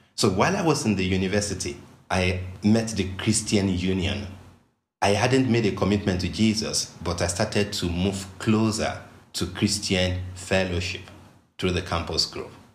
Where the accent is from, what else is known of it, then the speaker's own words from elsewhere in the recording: Western Nigeria, Nigeria; I grew up in Western Nigeria